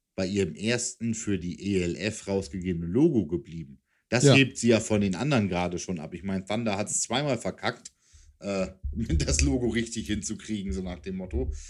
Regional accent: Hanover, Lower Saxony, Germany; als Hannoveraner, der natürlich in der Region Nord immer gegen die Hamburger Franchises irgendwie ran musste

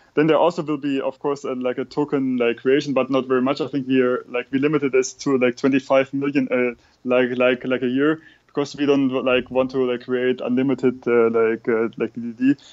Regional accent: Germany; we German people

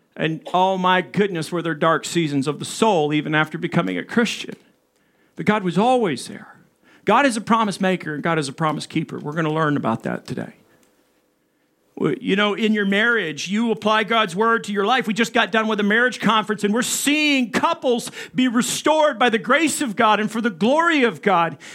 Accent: the South, United States; moved away; I come from the South in Arkansas, Texas.

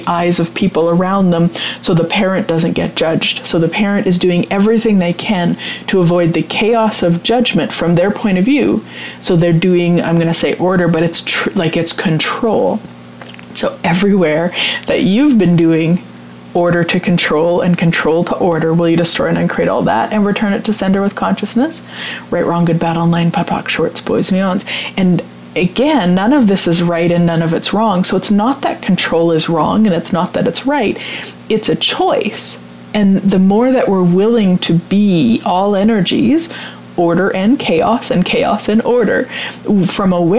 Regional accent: Vermilion, Alberta, Canada; my hometown here in Vermilion, Alberta

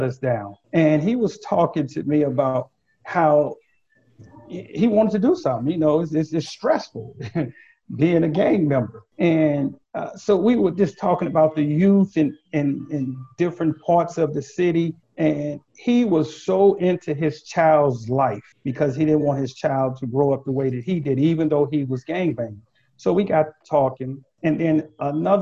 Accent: Texas, United States; moved away; I grew up in Texas

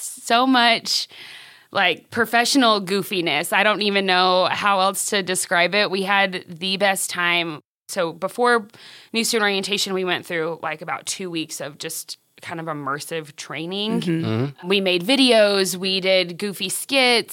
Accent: Friona, Texas, United States; now in Canyon, United States; I grew up in Friona. Mainly. My dad was a football coach, so we lived a few places, but Friona is where I graduated.

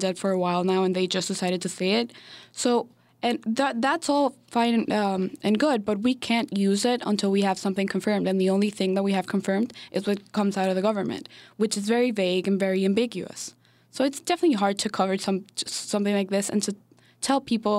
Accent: Venezuela; now in United States; my hometown's not, it's kind of far away from the capital

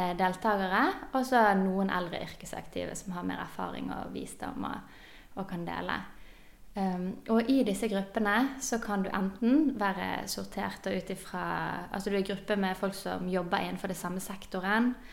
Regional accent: Bergen, Vestland, Norway; Jeg er bergenser, som dere hører.

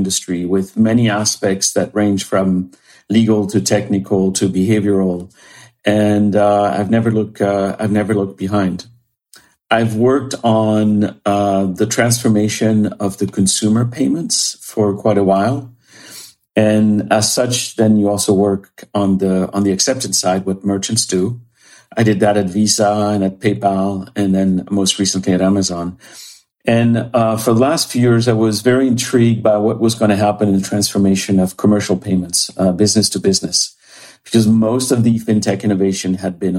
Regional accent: France; moved away as an adult; also born or lived in Paris, France; now in Bainbridge Island, United States; I was born and raised in France

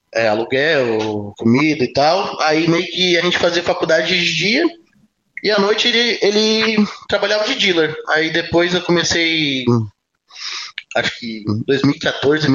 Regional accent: Araranguá, Santa Catarina, Brazil; also born or lived in Pelotas, Rio Grande do Sul; eu nasci em, nasci em Pelotas, do Rio Grande do Sul, mas minha família minha família foi morar em Araranguá, ali

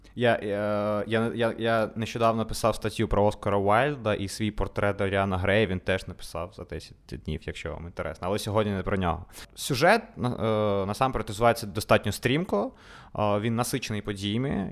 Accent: Odesa, Odesa Oblast, Ukraine; Ukrainian is a second language; Ми народилися в Одесі, вчилися у російськомовних школах

